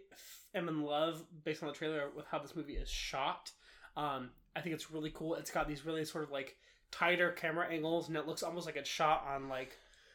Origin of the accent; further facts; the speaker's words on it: Baton Rouge, Louisiana, United States; I literally told you I grew up in Louisiana. Like, mm-hmm. I'm from the U.S. I'm an American.